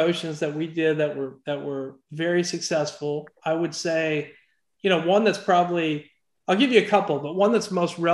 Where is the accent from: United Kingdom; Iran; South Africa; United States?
United States; Oklahoma City, Oklahoma; I grew up in Oklahoma City, right outside Oklahoma City.